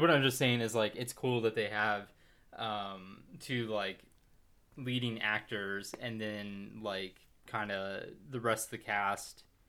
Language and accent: English; Plano, Texas, United States; We're from Plano